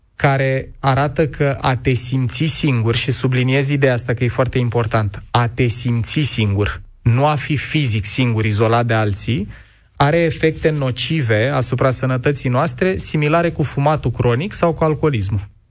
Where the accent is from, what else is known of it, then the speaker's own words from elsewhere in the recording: Ploiești, Prahova, Romania; eu am copilărit în Ploiești într-un bloc comunist la marginea orașului